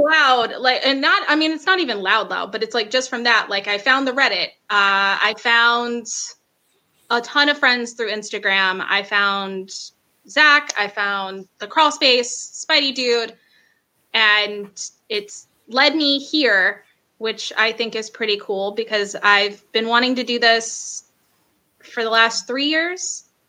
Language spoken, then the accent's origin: English; Macon, Georgia, United States; also born or lived in Atlanta; I'm from Macon